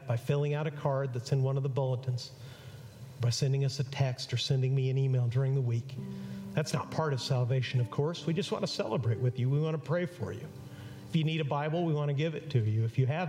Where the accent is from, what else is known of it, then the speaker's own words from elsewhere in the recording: Mexico; moved away; I grew up in Mexico